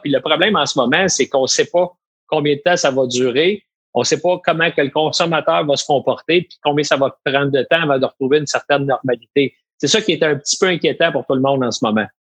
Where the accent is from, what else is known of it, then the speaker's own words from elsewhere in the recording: Quebec, Canada; chez nous au Québec